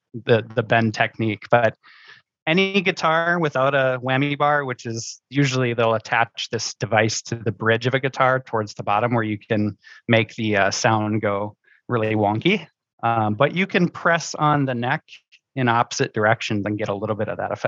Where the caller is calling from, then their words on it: Minneapolis, Minnesota, United States; I'm based out of the Minneapolis area in the frozen tundra of Minnesota.